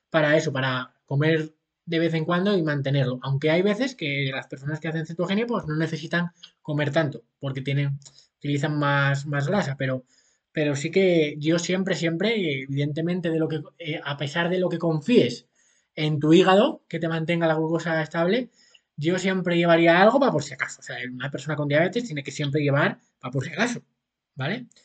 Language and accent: Spanish; Asturias, Spain; now in Seville, Spain; Yo ahora vivo en Sevilla aunque soy de Asturias, pero vivo en Sevilla con mi mujer.